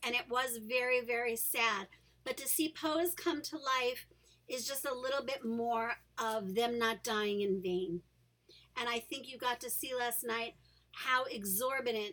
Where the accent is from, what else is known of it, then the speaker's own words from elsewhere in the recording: New York City, New York, United States; growing up in New York City, a place where people of not only color and race differences are accepted